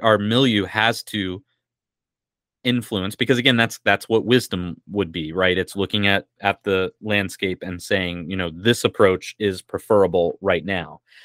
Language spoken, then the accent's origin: English; United States; as American Christians